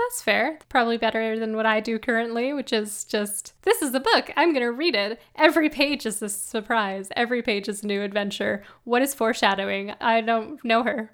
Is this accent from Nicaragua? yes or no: no; Canada; I'm Canadian, so I don't know what it is